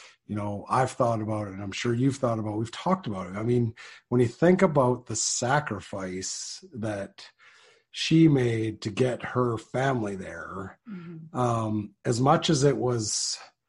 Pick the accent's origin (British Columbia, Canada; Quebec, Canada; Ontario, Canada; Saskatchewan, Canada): Saskatchewan, Canada; moved away; also born or lived in Langdon, Alberta; Growing up in Saskatchewan, we both did.